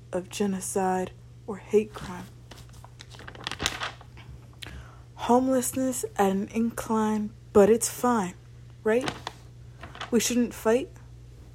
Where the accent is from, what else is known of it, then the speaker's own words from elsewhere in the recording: Largo, Florida, United States; I'm from Largo, Florida